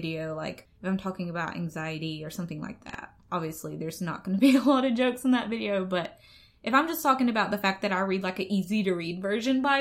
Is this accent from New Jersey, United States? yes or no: no; Atmore, Alabama, United States; accent: Southern; I'm from Atmore, Alabama, hence the accent